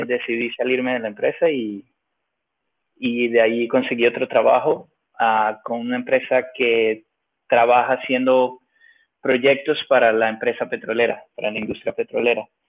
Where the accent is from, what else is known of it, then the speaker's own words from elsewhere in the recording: Venezuela; moved away; also born or lived in Finland / Mexico; yo soy de Venezuela y hablo y me la como